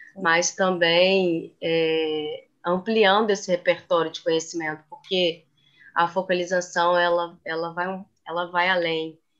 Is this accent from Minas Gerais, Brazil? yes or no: yes; Belo Horizonte, Minas Gerais, Brazil; moved away as an adult; now in Rio de Janeiro, Brazil; eu sou de Belo Horizonte, Minas Gerais, mas moro no Rio tem nove anos